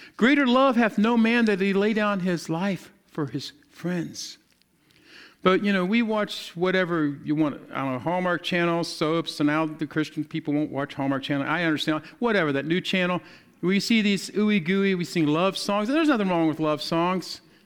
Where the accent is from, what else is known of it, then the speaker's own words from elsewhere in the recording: the South, United States; I'm, I'm from the South